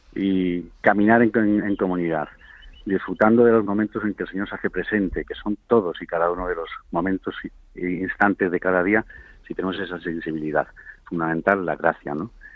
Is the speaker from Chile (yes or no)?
no; Madrid, Community of Madrid, Spain; yo ahora mismo estoy en Cáceres, estoy, pero, pero sí, soy de Madrid